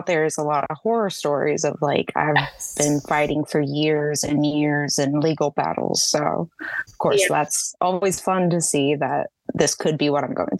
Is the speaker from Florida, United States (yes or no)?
yes; Jacksonville, Florida, United States; also born or lived in Texas; Yes, I'm in Jacksonville, Florida, up northeast.